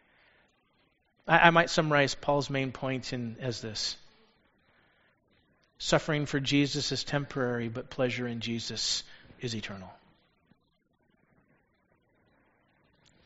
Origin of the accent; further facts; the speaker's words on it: United States; as American Christians